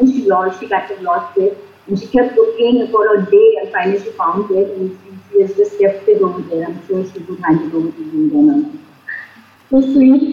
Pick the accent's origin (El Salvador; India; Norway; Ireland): India; also born or lived in United States; as an Indian and probably the culture that we come from, we care for our parents, we live with our parents